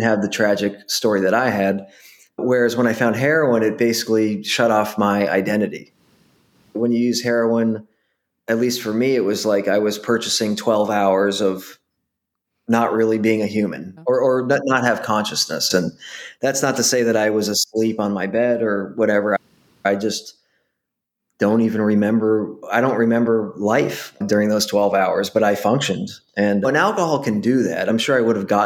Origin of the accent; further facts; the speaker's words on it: Boston, Massachusetts, United States; I grew up in Boston, Massachusetts